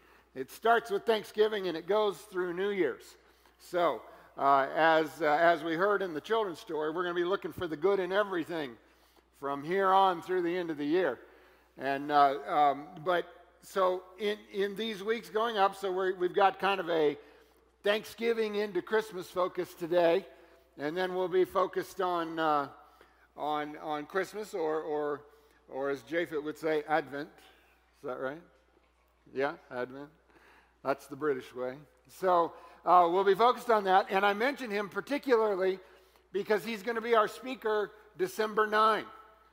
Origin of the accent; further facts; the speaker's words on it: Florida, United States; But since we're from Florida, I guess anything like this is a little crazy.